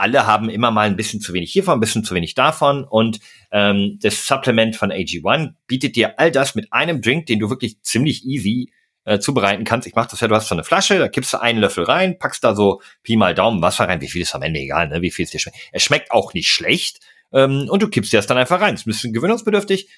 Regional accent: Münsterland, North Rhine-Westphalia, Germany; ich bin im, im Münsterland aufgewachsen

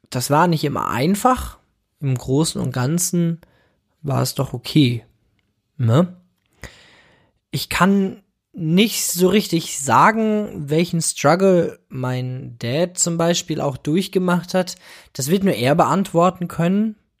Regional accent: Bramsche, Lower Saxony, Germany; Ich bin geboren 1995 in Bramsche. Bramsche liegt nahe Osnabrück in Niedersachsen.

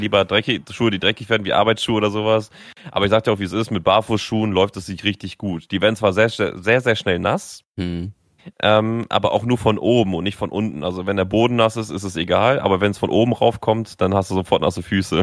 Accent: Northern Germany, Germany; kommst du da als Norddeutscher an, sagst immer Moin

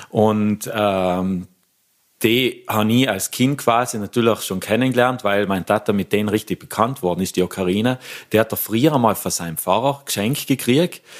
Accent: Lengmoos, Trentino-Alto Adige, Italy; das war ein Konzert in der Kommende Lengmoos, also da, wo ich herkomme.

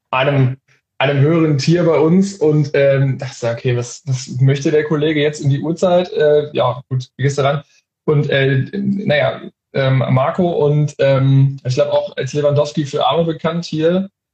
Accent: Hanover, Lower Saxony, Germany; ich bin Hannoveraner

